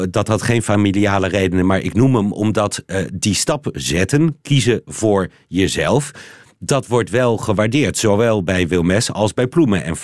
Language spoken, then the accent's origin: Dutch; Belgium; Nou ben ik natuurlijk eh, daarmee mijn onkunde als Belg aan het aangeven dat ik dat niet heb